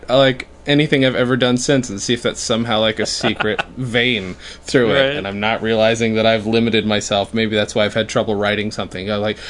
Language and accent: English; New York, United States; We're from New York